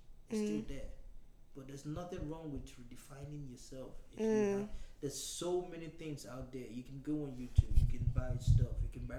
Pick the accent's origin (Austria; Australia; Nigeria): Nigeria; moved away; I came from Nigeria.